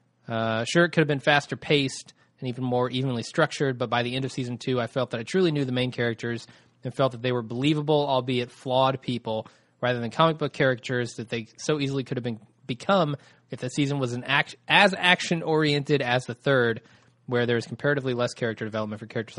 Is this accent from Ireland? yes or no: yes; Ireland; now in London, United Kingdom; but then again, I'm an Irish guy living in London, so what do I know?